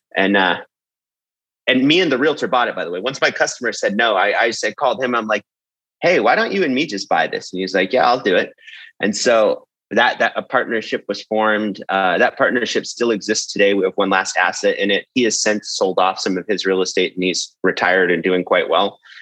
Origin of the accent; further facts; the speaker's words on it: San Jose, California, United States; I'm originally from San Jose, California, and for those that don't know, that's Silicon Valley, which where most of the tech companies there. Essentially, I grew up there